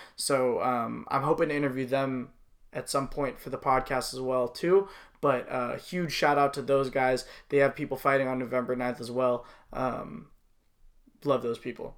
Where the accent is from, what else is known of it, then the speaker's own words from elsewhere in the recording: Los Angeles, California, United States; my whole family were were from you know, we're from the Woodland Hills, West Hills area